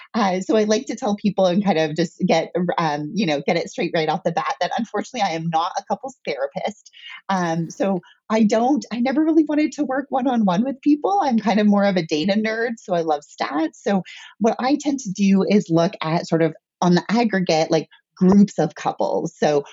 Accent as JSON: {"language": "English", "country": "Canada", "said": "So I am Canadian."}